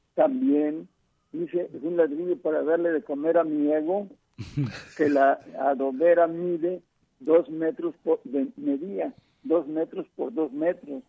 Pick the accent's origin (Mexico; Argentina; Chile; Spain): Mexico; Tlaquepaque, Jalisco; no hay quien sepa lo que yo sé de, mi pueblo